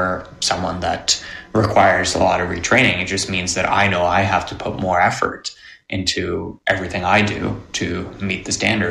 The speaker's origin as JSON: {"language": "English", "area": "near Toronto Pearson", "region": "Ontario", "country": "Canada", "tie": "born or raised there", "said": "my house growing up near Toronto Pearson"}